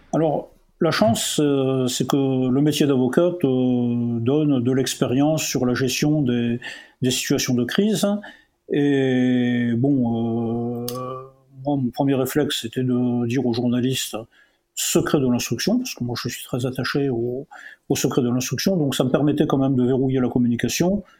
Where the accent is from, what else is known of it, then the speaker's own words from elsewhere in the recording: Montpellier, Occitania, France; also born or lived in Orléansville (Chlef), Algeria / Oran, Algeria / Poitiers, France; moi, j'étais footballeur, c'était ma passion quand j'étais jeune, à Poitiers, à Montpellier